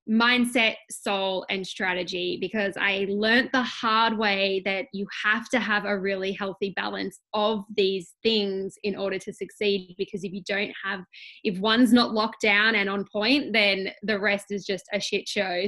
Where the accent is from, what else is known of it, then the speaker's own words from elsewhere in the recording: Australia; I am from Australia, obviously. Um, I'm a mum of three